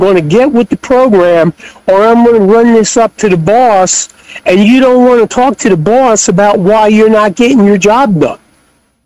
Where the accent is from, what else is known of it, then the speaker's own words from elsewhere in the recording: Long Island, outside New York City, United States; moved away as an adult; also born or lived in Fort Bragg, North Carolina / Durham, North Carolina / Cherry Hill, New Jersey; I grew up out on Long Island, outside New York City.